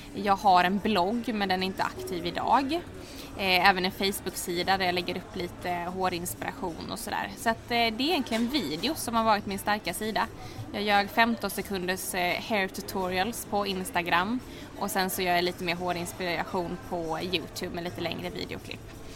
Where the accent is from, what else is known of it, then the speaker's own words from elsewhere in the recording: Halmstad, Halland County, Sweden; moved away as an adult; also born or lived in Oslo, Norway; now in Stockholm, Sweden; är född och uppvuxen i Halmstad